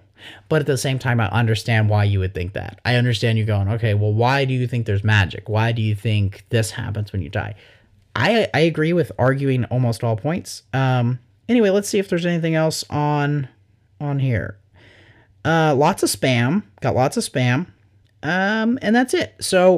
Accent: the Bible Belt, United States; IDK, growing up in the Bible Belt, I'm probably more sheltered than I should be.

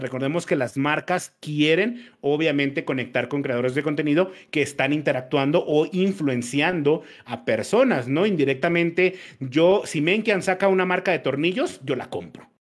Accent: Mexico; moved away as an adult; now in Colombia; Yo no, yo no soy colombiano, yo soy mexicano, pero vivo en Colombia

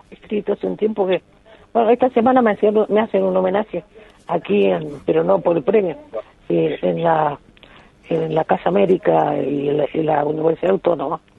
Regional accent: Uruguay; yo lo recibo como uruguaya, pero como española, porque yo tengo la doble nacionalidad

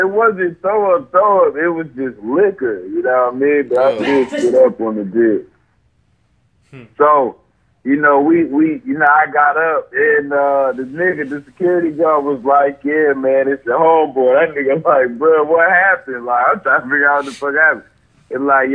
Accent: Memphis, Tennessee, United States; And like, oh shit, I'm from Memphis, man. You gotta be ready at all times.

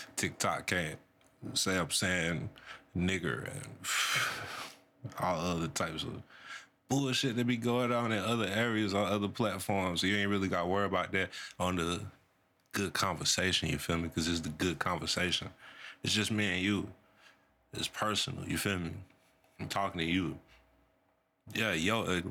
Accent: North Carolina, United States; I'm from Carolina, man. North Carolina

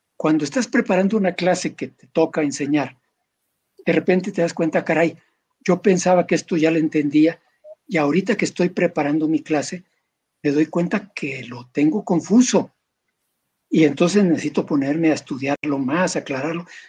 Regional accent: Mexico

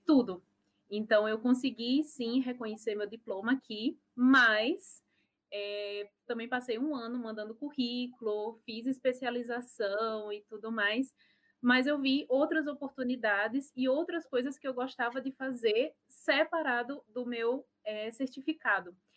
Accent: Natal, Rio Grande do Norte, Brazil; moved away as an adult; now in Germany; sou de Natal, Potiguar

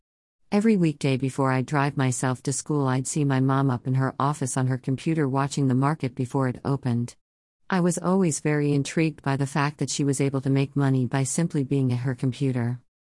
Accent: North Carolina, United States; I was born in North Carolina and I've been here ever since. In the future, I plan to move out of North Carolina and travel

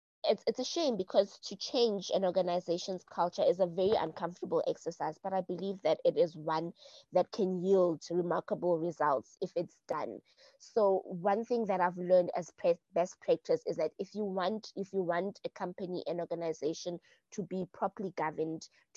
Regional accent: South Africa; me being South African

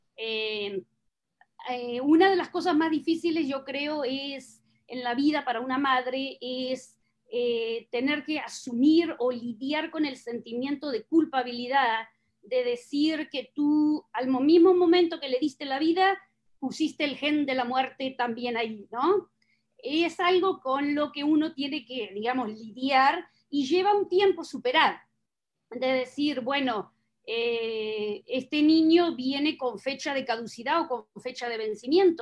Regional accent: southern Buenos Aires Province, Argentina; accent: Argentine/Uruguayan; moved away as an adult; now in United States; nací en una ciudad pequeña eh, al sur de la provincia de Buenos Aires, hace 500 kilómetros de la capital. No soy porteña, no soy capitalina, 500 kilómetros, pero todavía dentro de la provincia de Buenos Aires

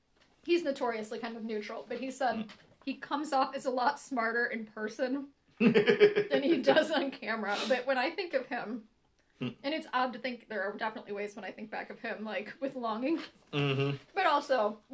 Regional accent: United States; it is also still funny as an American

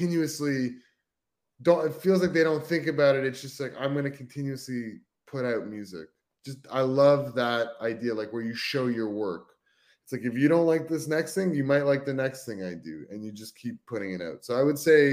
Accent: Canada; being Canadian

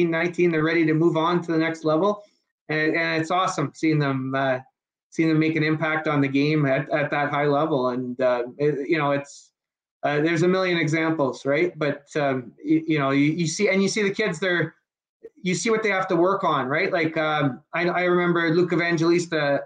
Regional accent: Sault Ste. Marie, Ontario, Canada; now in London, Canada; I grew up in the Sioux, Chris, Sioux St. Marie

